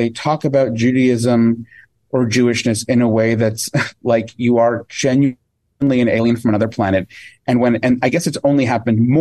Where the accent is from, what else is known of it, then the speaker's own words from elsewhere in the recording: New York, United States; I grew up in New York